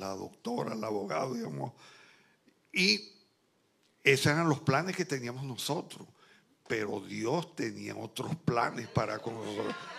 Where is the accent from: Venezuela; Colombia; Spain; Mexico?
Venezuela; Barquisimeto, Lara; moved away as an adult; now in Santo Domingo, Dominican Republic; yo soy de Barquisimeto, una ciudad grande